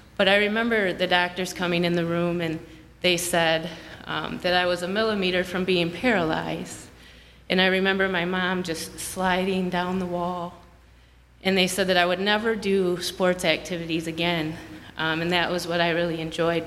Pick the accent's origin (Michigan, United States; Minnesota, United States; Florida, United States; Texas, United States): Michigan, United States; Grand Blanc; I'm from Grand Blanc, Michigan